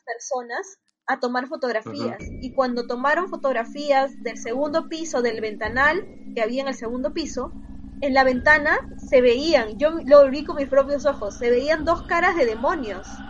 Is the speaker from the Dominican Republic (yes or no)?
no; Trujillo, La Libertad, Peru; mi tierra, de Trujillo.